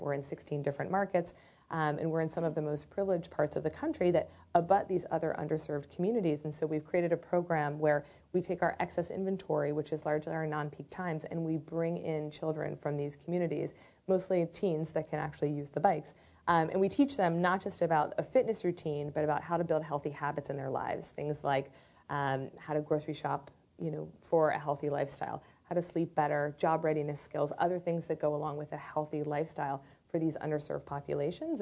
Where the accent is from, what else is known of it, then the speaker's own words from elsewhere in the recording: United Kingdom; moved away; near London